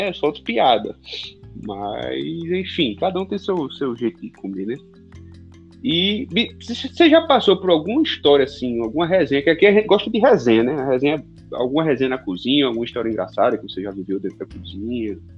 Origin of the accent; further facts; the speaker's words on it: Northeast Region, Brazil; Porque eu sou nordestino e eu não, eu não vou perder a piada nem a pau.